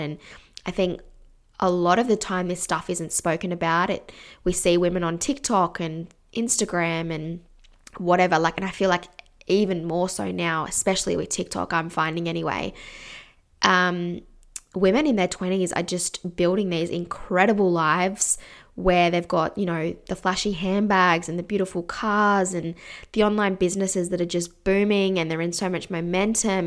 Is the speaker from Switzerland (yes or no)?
no; Canberra, Australian Capital Territory, Australia; I grew up in Canberra